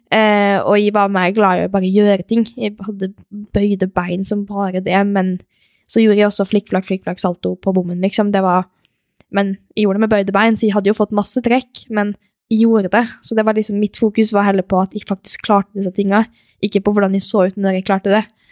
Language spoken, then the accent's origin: Norwegian; Molde, Møre og Romsdal, Norway; also born or lived in Stavanger / Switzerland; vokste opp i Molde